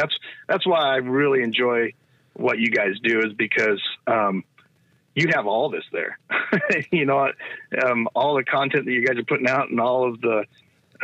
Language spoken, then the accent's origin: English; United States; where I grew up around the Klamath tribe and the Modocs and the Modoc War